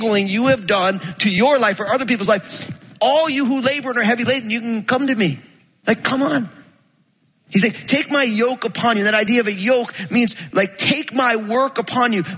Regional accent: New Jersey, United States; I'm from Jersey

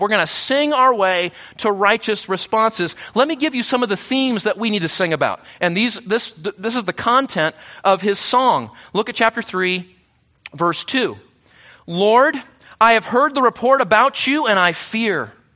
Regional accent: United States; we Americans

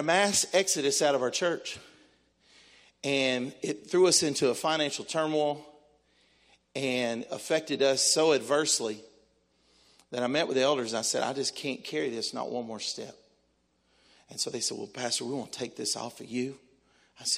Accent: Texas, United States; now in Tennessee, United States; I'm a Texan. I was born in Texas

